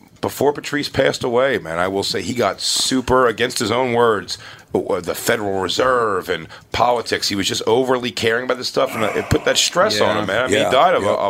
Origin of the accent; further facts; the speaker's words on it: Philadelphia, Pennsylvania, United States; accent: Philly; That's why I try to get rid of my Philly accent with the word water.